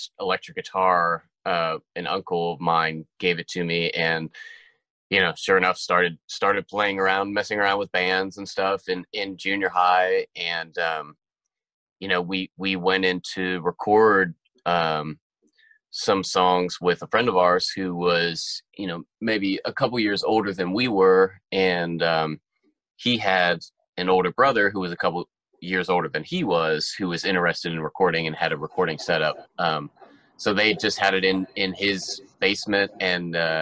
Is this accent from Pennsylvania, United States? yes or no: yes; Pittsburgh, Pennsylvania, United States; moved away as an adult; also born or lived in Tempe, Arizona; now in Nashville, United States; I grew up in Pittsburgh, Pennsylvania